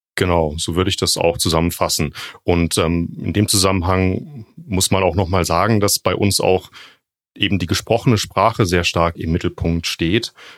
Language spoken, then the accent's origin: German; Freiburg, Baden-Württemberg, Germany; moved away as an adult; also born or lived in Jena; aus Freiburg, da bin ich geboren und in der Gegend dann auch aufgewachsen